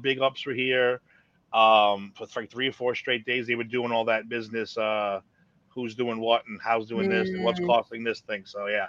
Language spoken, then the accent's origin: English; New York, United States; I came from New York. I'm doing this ride.